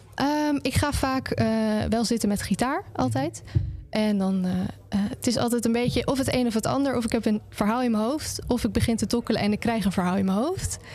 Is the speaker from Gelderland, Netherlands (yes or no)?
no; Drenthe, Netherlands; moved away as an adult; now in Groningen, Netherlands; ik kom uit een dorpje ongeveer een half uurtje er vandaan. Maar ik ben eh, vorig jaar erheen verhuisd